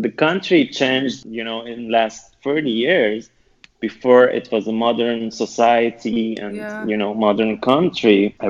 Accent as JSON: {"language": "English", "town": "Tehran", "region": "Tehran Province", "country": "Iran", "moved": "as an adult", "lives_now": "Beirut, Lebanon", "said": "I'm an Iranian painter in Beirut. I'm a queer artist. It's almost 3 years that I left my country and I came from Tehran to Beirut to find a space to work as a queer artist and exhibit. And now I'm in Beirut."}